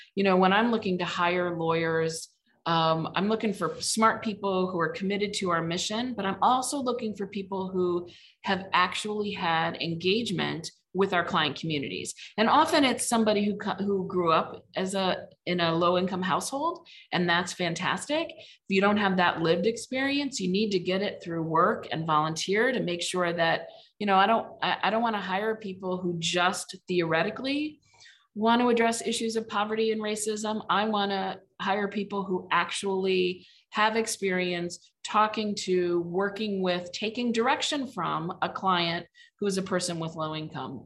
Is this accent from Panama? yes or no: no; Mishawaka, Indiana, United States; moved away as an adult; now in Cleveland, United States; I'm from Indiana, grew up in Mishawaka, Indiana